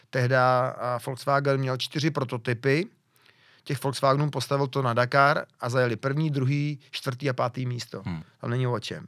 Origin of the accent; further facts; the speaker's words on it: near Pardubice, Pardubice Region, Czechia; jsem kousek od Pardubic